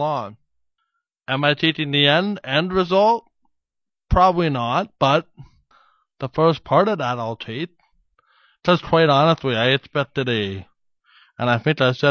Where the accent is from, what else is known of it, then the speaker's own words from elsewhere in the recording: Winnipeg, Manitoba, Canada; we're from Winnipeg